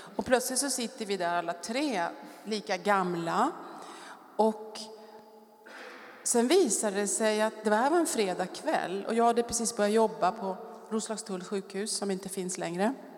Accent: Stockholm, Stockholm County, Sweden; moved away as an adult; also born or lived in France; jag kommer från Stockholm, vuxit upp i Bromma

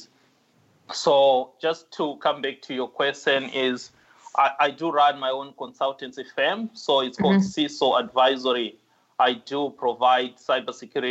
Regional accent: Zimbabwe; moved away as an adult; now in Australia; I come from Zimbabwe.

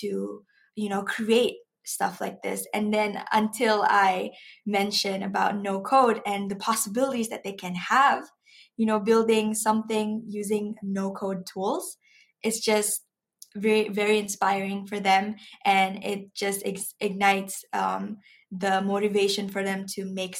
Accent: Malaysia; I'm a Malaysian myself

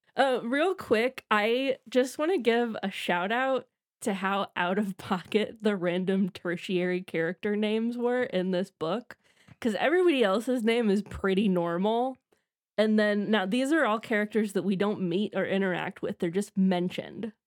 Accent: Midwest, United States; grew up in the Midwest in the nineties

